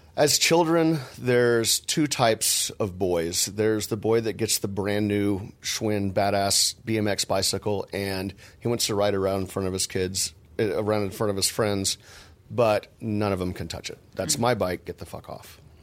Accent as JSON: {"language": "English", "region": "Texas", "country": "United States", "said": "I'm from Texas"}